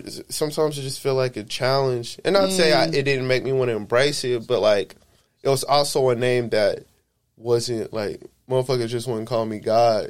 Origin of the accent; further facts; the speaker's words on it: Honolulu, Hawaii, United States; born there; also born or lived in El Paso, Texas / Killeen, Texas; So I was born in Honolulu. I was there for a little bit.